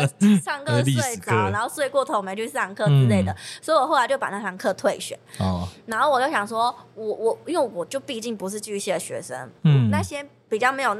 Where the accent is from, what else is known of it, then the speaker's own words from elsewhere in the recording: Chiayi, Taiwan; 其实我那时候跟他说我是嘉义人的时候，